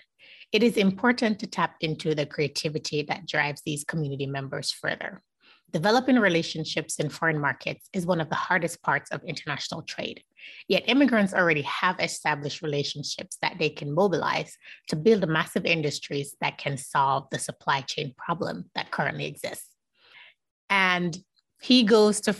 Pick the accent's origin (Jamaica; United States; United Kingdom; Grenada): Jamaica; I'm Jamaican